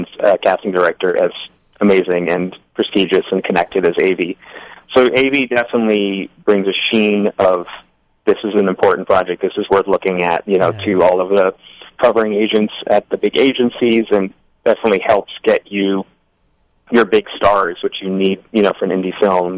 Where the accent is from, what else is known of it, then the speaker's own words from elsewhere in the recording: Newton, Massachusetts, United States; where I grew up, which is, you know, Newton, which is a suburb of Boston.